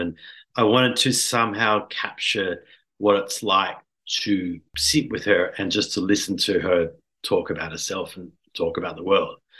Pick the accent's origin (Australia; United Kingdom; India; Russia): Australia; Sydney, New South Wales; I'm from Sydney